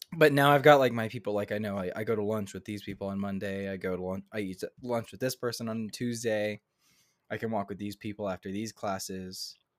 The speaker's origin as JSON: {"language": "English", "town": "Houston", "region": "Texas", "country": "United States", "moved": "yes"}